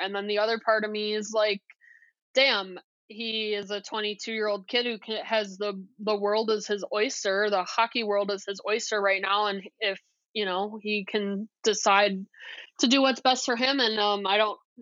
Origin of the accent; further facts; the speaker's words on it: Toledo, Ohio, United States; growing up in Toledo